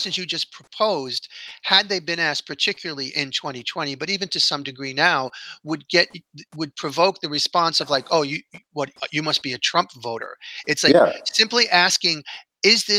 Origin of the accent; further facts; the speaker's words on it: New York, United States; I'm born and raised in New York